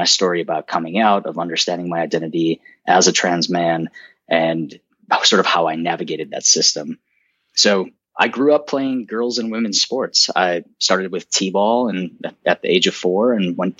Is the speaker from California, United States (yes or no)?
no; outside of Chicago, Illinois, United States; So I grew up outside of Chicago, in a small suburb in the Northwest, Northwest of Chicago